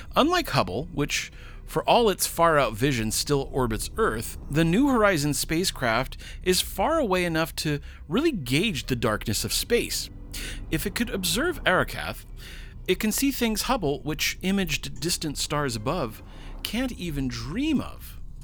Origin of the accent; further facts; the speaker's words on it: United States